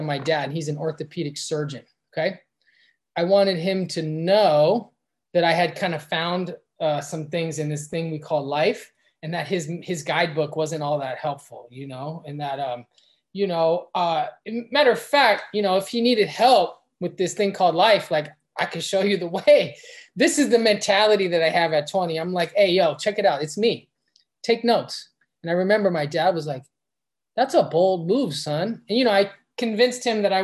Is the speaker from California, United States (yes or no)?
yes; Los Angeles, California, United States; I'm from West LA. I went to public school